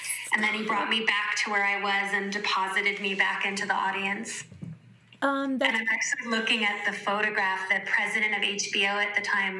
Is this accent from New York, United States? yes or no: yes; New York City, New York, United States; I grew up in New York City, like total born and raised New York City girl in an Italian and Jewish community.